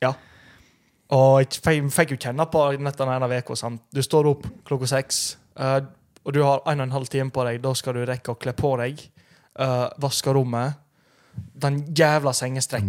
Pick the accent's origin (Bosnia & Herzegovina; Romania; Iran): Romania; now in Norway; Jeg er jo fra Romania